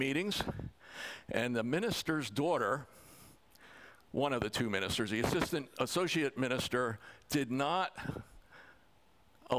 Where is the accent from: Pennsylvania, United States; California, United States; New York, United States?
Pennsylvania, United States; I come from Pennsylvania